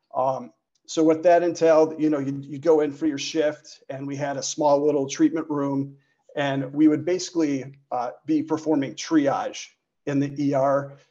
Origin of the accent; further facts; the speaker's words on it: Chicago, Illinois, United States; born and raised in the Chicagoland area